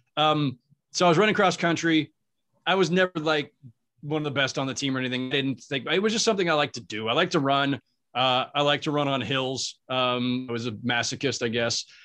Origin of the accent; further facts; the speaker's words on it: San Jose, California, United States; I'm from San Jose, California. Went to Santa Teresa High School